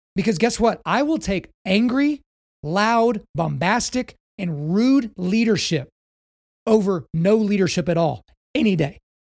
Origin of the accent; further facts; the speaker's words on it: United States; As an American